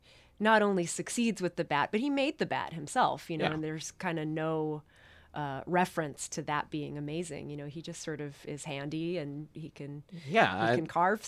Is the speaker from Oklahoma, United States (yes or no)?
no; New York City, New York, United States; born or raised there